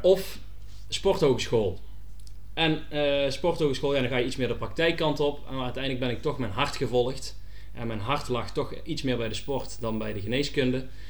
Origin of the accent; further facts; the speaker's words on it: North Brabant, Netherlands; ik blijf toch een Brabander, dus eh, een hapje en een drankje en carnaval, dat zit wel in het bloed